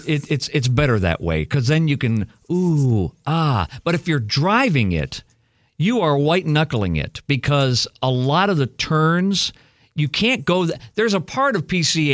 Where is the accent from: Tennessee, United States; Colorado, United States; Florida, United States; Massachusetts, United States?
Florida, United States